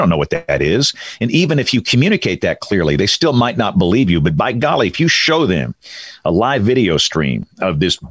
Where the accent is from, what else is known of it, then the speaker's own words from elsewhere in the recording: Greenville, Alabama, United States; moved away; I'm from Greenville, Alabama.